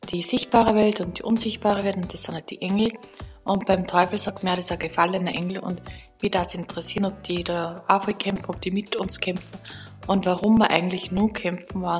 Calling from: St. Florian, Austria; Ich komme aus St. Florian

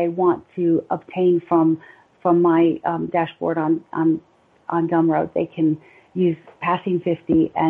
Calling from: Lynchburg, Virginia, United States; I am in Lynchburg, Virginia, which is a 3.5-hour train ride outside of D.C.

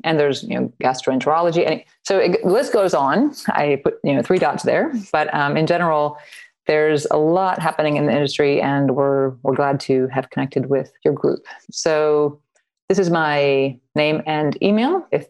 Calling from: Louisville, Kentucky, United States; I am in Louisville, Kentucky.

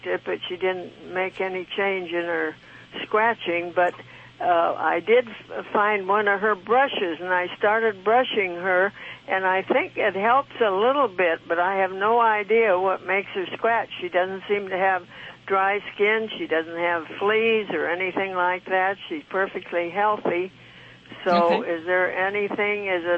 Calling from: Palm Springs, California, United States; Right out of Palm Springs, California.

